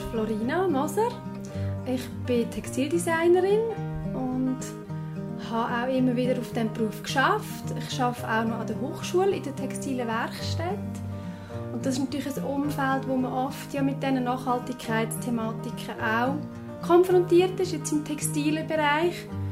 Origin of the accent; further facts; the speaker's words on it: Lucerne, Switzerland; jetzt bei uns in Luzern